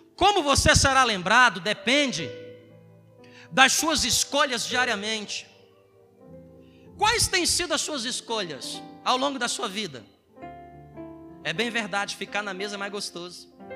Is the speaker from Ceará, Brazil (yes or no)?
yes; Ceará, Brazil; also born or lived in Southeast Brazil; now in Roraima, Brazil; eu sou do Ceará